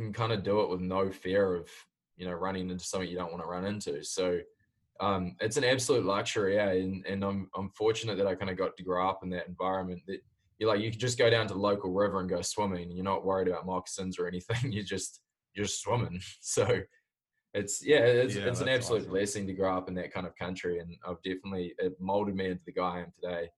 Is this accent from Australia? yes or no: no; Auckland, New Zealand; moved away as an adult; also born or lived in Jakarta, Indonesia / Southeast Asia; now in United States; I grew up, I was born in Auckland, New Zealand, and then through dad's work, I moved out to Jakarta in Indonesia and bounced around the Southeast Asia sort of area.